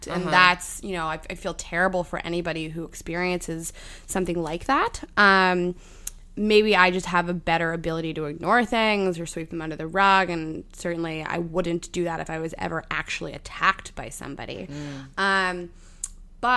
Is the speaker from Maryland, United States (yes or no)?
no; Pittsburgh, Pennsylvania, United States; now in New York, United States; I grew up in Pittsburgh